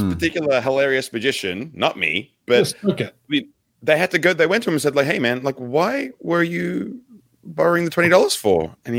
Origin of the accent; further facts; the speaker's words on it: Australia; Oh, good day, mate. I'm Aussie ….